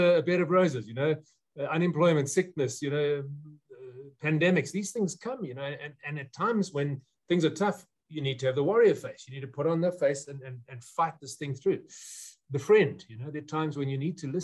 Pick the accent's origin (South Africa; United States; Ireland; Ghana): South Africa; before I'm a South African